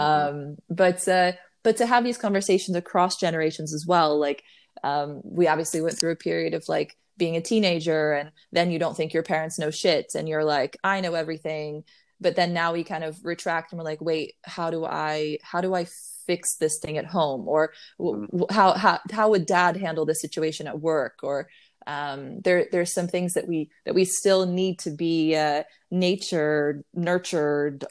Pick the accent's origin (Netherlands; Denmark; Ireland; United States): United States; Waynesfield, Ohio; moved away as an adult; also born or lived in Dayton, Ohio / Nashville, Tennessee; What was Waynesfield, Ohio, less than 1,000 people in that small town, super tiny. So I grew up there till I was 14